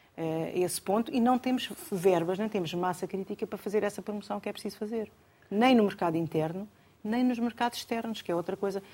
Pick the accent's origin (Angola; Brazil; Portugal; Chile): Portugal; Alentejo; sou alentejano